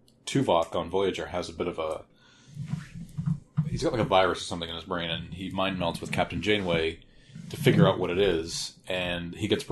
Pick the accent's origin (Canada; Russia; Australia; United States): United States; Massachusetts; Born and raised in Massachusetts, never once been to Marblehead.